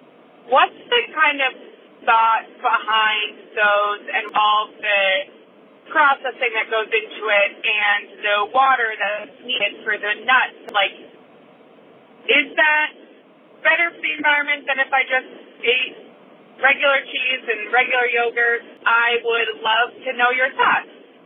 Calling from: Ann Arbor, Michigan, United States; I'm calling in from Ann Arbor, Michigan.

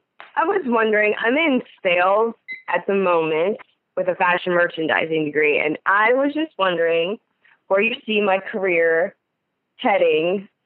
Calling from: Youngstown, Ohio, United States; I am calling from the Youngstown, Ohio area.

